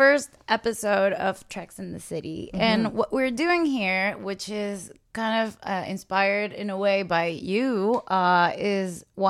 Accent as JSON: {"language": "English", "country": "Venezuela", "tie": "born or raised there", "moved": "yes", "said": "I grew up in Venezuela"}